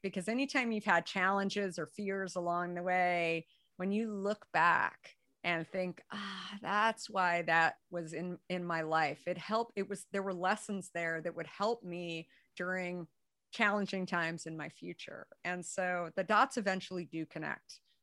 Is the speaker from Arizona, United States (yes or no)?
yes; Arizona, United States; being a redhead, growing up in Arizona